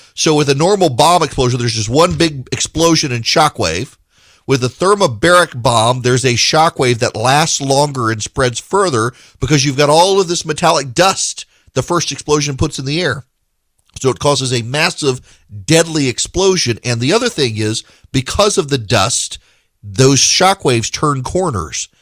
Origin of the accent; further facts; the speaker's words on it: Dubai, United Arab Emirates; moved away; When I was a kid, I grew up in Dubai